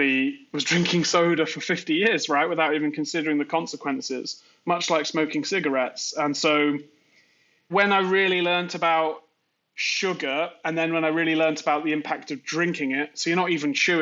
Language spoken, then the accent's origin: English; Worcester, West Midlands, United Kingdom; moved away as an adult; now in New York, United States; I grew up in the Midlands, a place called Worcester, where Worcestershire sauce is from